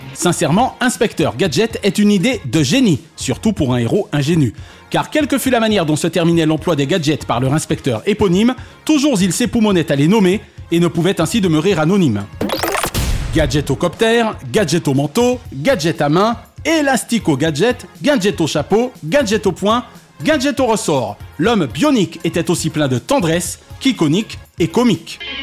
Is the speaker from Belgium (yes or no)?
no; Paris, Île-de-France, France; moved away; also born or lived in Martinique; Je suis un petit Parisien qui aura fait sa carrière à France Télévisions en Martinique